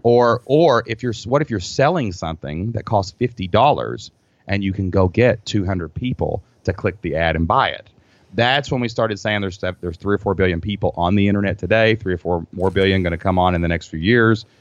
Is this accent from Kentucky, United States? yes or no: yes; Kentucky, United States; I'm from Kentucky.